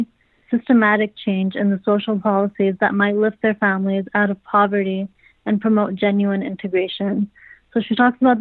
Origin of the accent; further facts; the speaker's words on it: New York City, New York, United States; I grew up in Jackson Heights in Queens